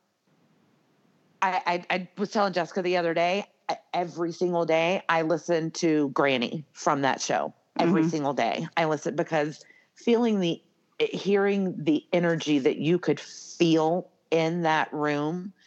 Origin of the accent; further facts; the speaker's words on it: Atlanta, Georgia, United States; now in Las Vegas, United States; I'm from Atlanta